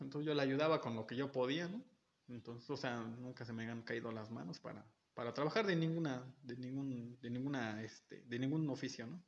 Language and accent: Spanish; Mexico; nuestros pequeños pequeños defectos como mexicanos